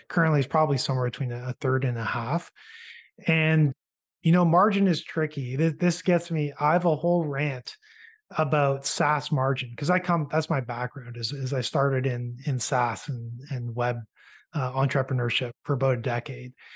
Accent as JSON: {"language": "English", "country": "Canada", "said": "a Canadian entrepreneur"}